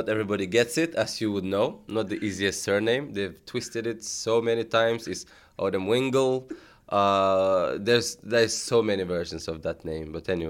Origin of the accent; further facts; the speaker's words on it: Tashkent, Uzbekistan; born there; It's, even today when people say, where are you from? I'm like a Russian mom, Nigerian dad. Where were you born? In Uzbekistan.